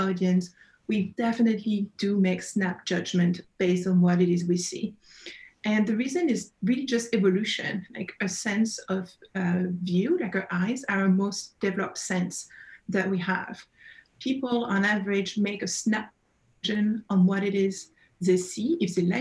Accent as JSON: {"language": "English", "area": "Burgundy", "region": "Bourgogne-Franche-Comté", "country": "France", "accent": "French", "second_language": "English", "moved": "yes", "said": "As you can probably pick up from my accent, I'm originally from France, Burgundy."}